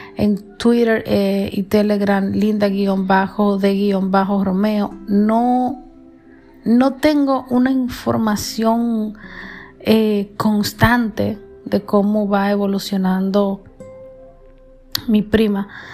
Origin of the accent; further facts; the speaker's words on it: Santiago, Dominican Republic; sus parientes somos dominicanos, específicamente de Santiago